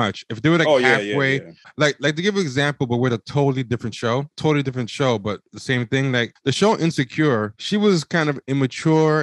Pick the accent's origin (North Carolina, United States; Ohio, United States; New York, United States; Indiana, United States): New York, United States; I'm from New York